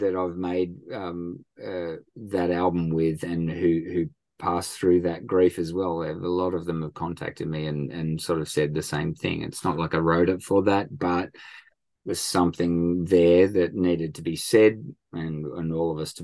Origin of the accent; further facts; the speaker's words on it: Thirroul, New South Wales, Australia; my hometown down here